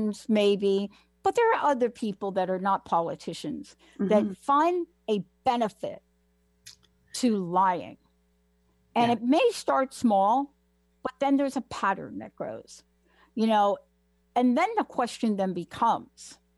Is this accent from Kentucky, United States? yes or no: no; New York City, New York, United States; growing up in the Bronx